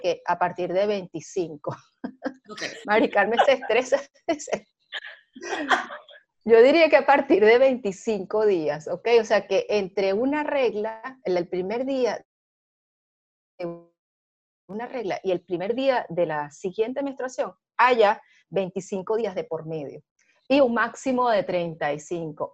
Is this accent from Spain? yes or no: no; Venezuela; now in Panama; A pesar de que soy venezolana, yo estoy ahorita residenciada en Panamá